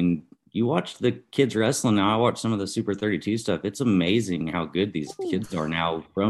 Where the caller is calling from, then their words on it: Guthrie, Oklahoma, United States; I'm here in, well, technically it's Guthrie, Oklahoma, but basically kind of North Edmond, north of Oklahoma City.